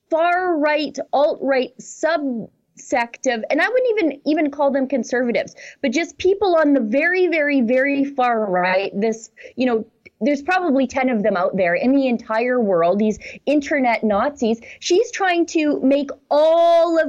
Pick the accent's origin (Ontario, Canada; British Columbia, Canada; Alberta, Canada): Alberta, Canada; Fort Saskatchewan; my hometown of Fort Saskatchewan